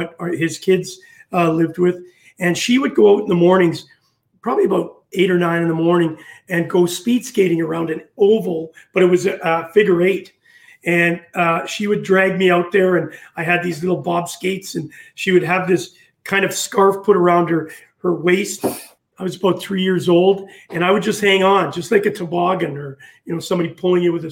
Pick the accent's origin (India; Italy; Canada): Canada; Winnipeg, Manitoba; moved away as an adult; also born or lived in Fife, Scotland; coming from Winnipeg, Manitoba, Canada